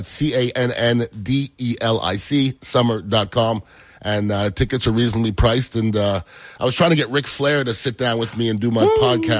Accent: United States; I'm American

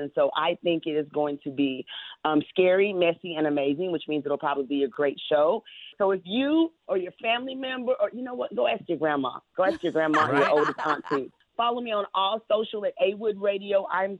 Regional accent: the South, United States; I'm from the South

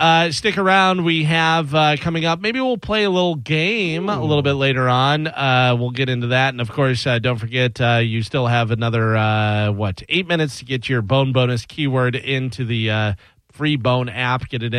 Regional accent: Illinois, United States; I grew up in Illinois

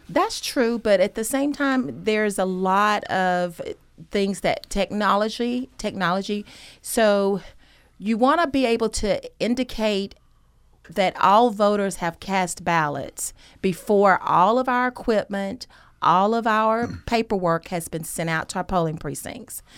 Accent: Gainesville, Georgia, United States; moved away as an adult; now in Athens, United States; I'm originally from Hall County, Gainesville

